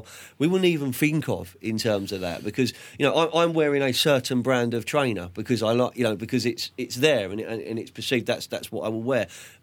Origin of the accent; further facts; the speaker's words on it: London, United Kingdom; also born or lived in Andalusia, Spain; what I grew up with in Southwest London, you know, in Fulham